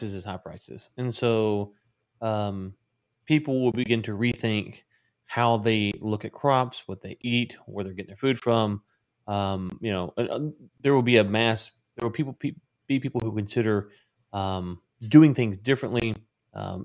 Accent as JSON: {"language": "English", "town": "Granbury", "region": "Texas", "country": "United States", "tie": "born or raised there", "said": "I'm not even leaving my hometown"}